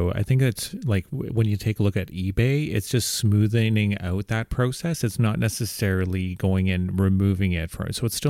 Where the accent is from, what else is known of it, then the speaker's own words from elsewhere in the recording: Canada; for myself as a Canadian